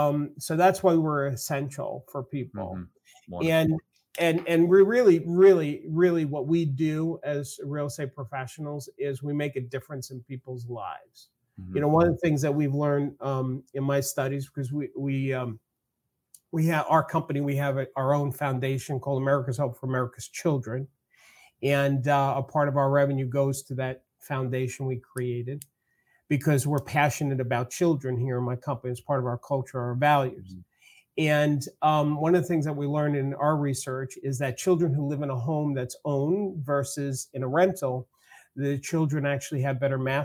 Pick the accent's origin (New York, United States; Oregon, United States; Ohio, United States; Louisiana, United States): New York, United States; accent: New York; I use my New York thing, my accent